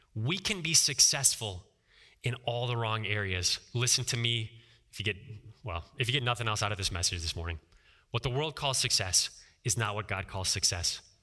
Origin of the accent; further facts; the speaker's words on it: Ohio, United States; I'm from Ohio